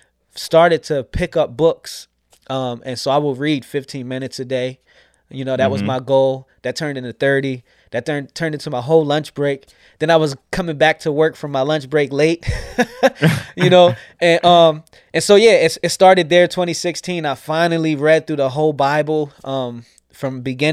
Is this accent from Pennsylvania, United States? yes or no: yes; York, Pennsylvania, United States; also born or lived in Scranton, Pennsylvania / New Jersey / Alexandria, Virginia; I grew up here in York, PA